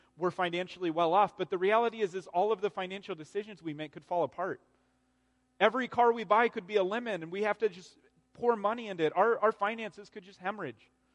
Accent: Arizona, United States; I grew up in Arizona.

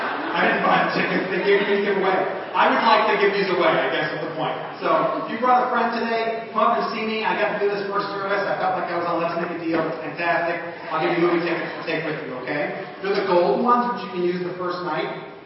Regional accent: New Jersey, United States; Like I said, I'm from New Jersey. I've lost the accent over the years, although whenever I talk about food, it comes back out.

